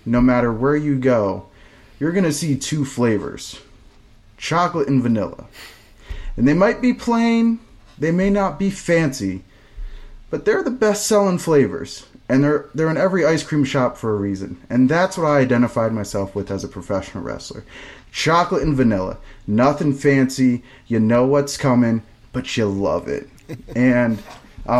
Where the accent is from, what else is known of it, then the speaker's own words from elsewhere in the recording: Virginia, United States; VCW, which is my hometown promotion growing up